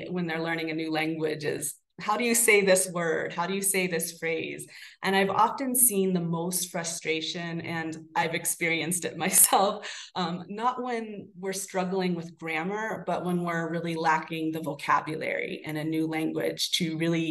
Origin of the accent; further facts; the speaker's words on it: Florida, United States; now in Salem, United States; I was born and raised in Florida